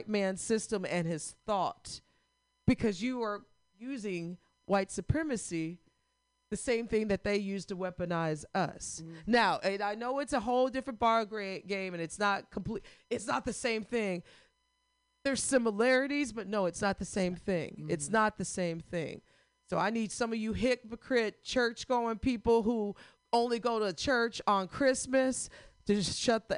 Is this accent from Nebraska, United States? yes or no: no; Missouri, United States; my home state of misery